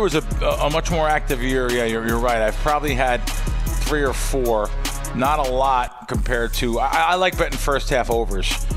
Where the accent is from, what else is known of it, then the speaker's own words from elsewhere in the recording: New Jersey, United States; also born or lived in New York; I grew up in North Jersey, New York